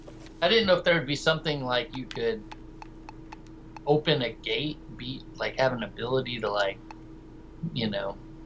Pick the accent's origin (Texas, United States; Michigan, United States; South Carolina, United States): Texas, United States; also born or lived in West Virginia / Georgia / Colorado; Just outside of Dallas, Texas.